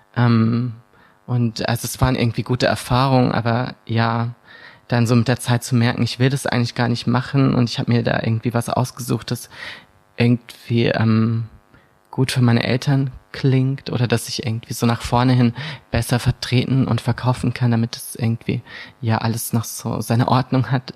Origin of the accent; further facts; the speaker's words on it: Bad Tölz district, Bavaria, Germany; ich bin da geboren, aber ich bin nicht direkt in Bad Schätz aufgewachsen in der Stadt, sondern mhm. im Landkreis in so einem kleinen, und ich bin in so einem kleinen Dorf aufgewachsen mit wirklich nur 500 Menschen.